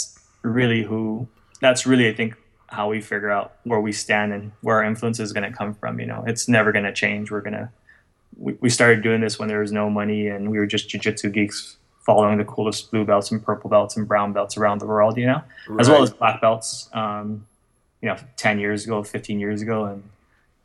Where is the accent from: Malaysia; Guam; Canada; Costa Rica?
Guam; I come from Guam